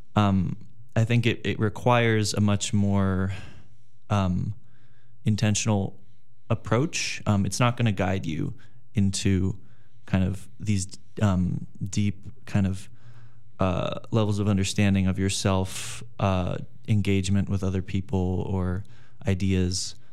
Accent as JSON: {"language": "English", "town": "Los Angeles", "region": "California", "country": "United States", "moved": "as an adult", "said": "I'm from Los Angeles, California"}